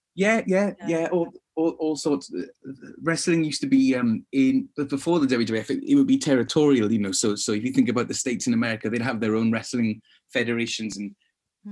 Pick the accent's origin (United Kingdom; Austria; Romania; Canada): United Kingdom; Swansea, Wales; me growing up in Swansea